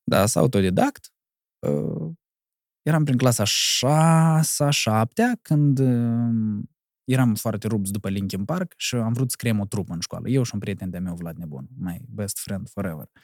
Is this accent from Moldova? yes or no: yes; Cahul, Cahul District, Moldova; eu sunt de la Cahul